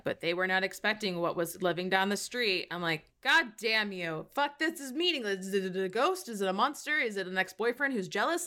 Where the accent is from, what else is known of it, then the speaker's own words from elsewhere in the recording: United States; accent: American; As an American, I'm just like, it's American accent